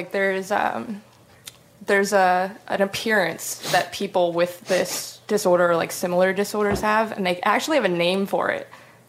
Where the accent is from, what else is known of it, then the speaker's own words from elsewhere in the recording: New Jersey, United States; moved away as an adult; now in Seattle, United States; Well, I'm originally from the East Coast. I'm from New Jersey. But I've been living in Seattle for over 2 years now.